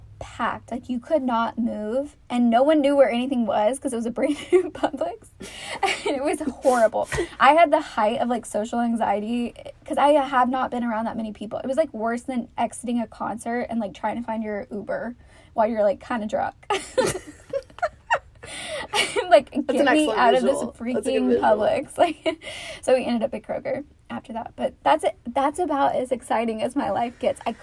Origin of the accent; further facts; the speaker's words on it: the South, United States; accent: Southern; I've tried to minimize my Southern accent